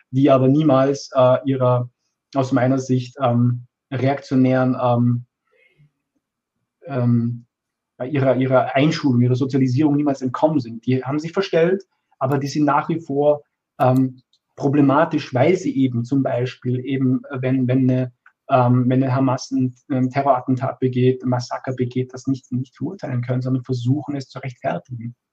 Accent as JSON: {"language": "German", "country": "Austria", "tie": "born there", "said": "ich bin in Österreich geboren. Ich bin, ich bin Teil dieser Gesellschaft."}